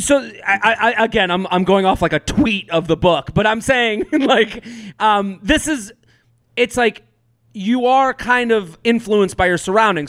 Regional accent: outside of Boston, Massachusetts, United States; growing up outside of Boston

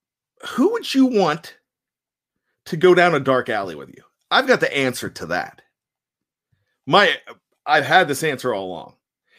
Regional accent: Johnstown, Pennsylvania, United States; I am from Johnstown, PA. I grew up in Johnstown, born and raised.

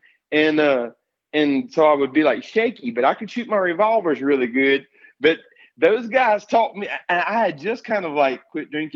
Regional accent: Escatawpa, Mississippi, United States; also born or lived in Pascagoula, Mississippi; I grew up in South Mississippi, grew up in the woods hunting

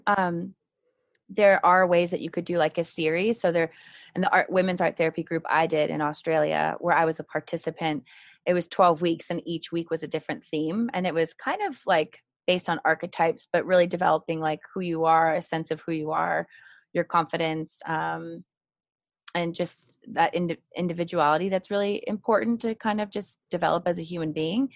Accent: Marin County, California, United States; I'm originally from Marin County, California, and I went uh, all all through school there. So, elementary, middle, and even college

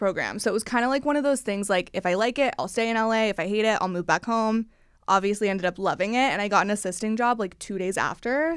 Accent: Missouri, United States; moved away as an adult; now in Los Angeles, United States; I'm from Missouri, Midwest girlies.

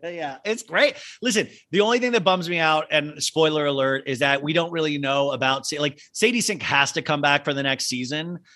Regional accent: United States; accent: American; our own accent

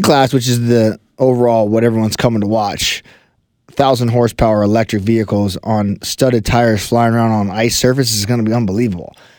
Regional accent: Colorado Springs, Colorado, United States; I grew up in uh, Colorado Springs, Colorado

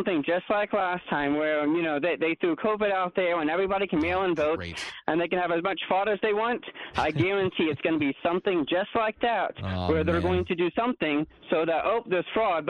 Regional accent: Eastern Kansas, United States; now in Western Kansas, United States; I grew up in Eastern Kansas, so okay. I was really close, about 45 minutes from Arrowhead. I guess I don't call it Arrowhead anymore, but regardless. And now I'm in Western Kansas

